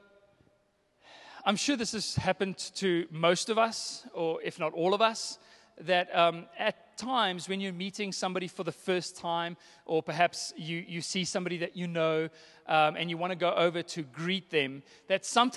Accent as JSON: {"language": "English", "country": "South Africa", "said": "I'm South African."}